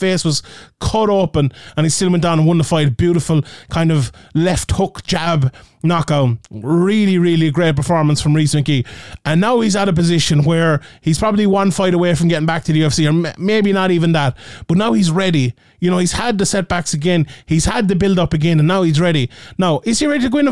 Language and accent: English; Ireland; my Irish bias